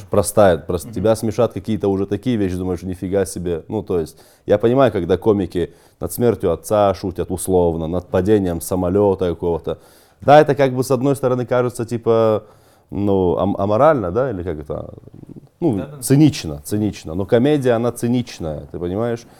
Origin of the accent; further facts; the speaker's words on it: North Caucasus, Russia; now in Moscow, Russia; Я же кавказец